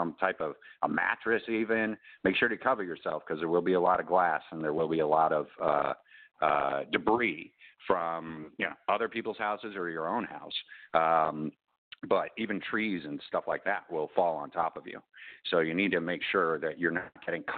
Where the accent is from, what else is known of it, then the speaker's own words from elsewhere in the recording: Chicago, Illinois, United States; I'm originally from Chicago